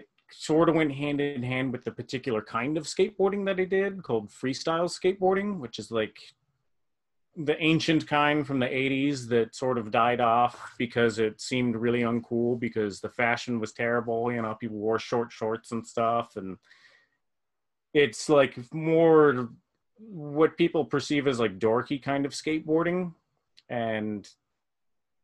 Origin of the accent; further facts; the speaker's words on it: Las Vegas, Nevada, United States; I'm from Las Vegas.